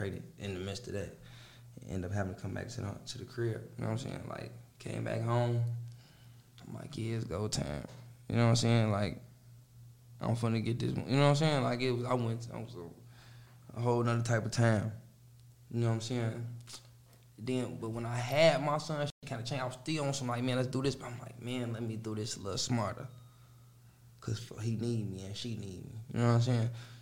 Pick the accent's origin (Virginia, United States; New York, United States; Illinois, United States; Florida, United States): Illinois, United States; Chicago; moved away; I'm from Chicago